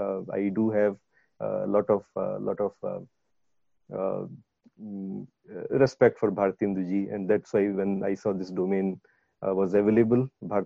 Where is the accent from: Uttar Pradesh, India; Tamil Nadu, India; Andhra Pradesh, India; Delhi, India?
Uttar Pradesh, India; first language Awadhi; English is a second language; Now, my mother tongue is not Hindi. My mother tongue is Awadhi. I speak Awadhi at home with my parents or siblings or with my family.